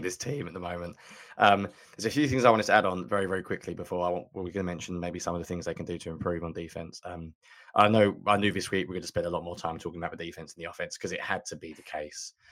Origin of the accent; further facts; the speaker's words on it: England, United Kingdom; I'm from England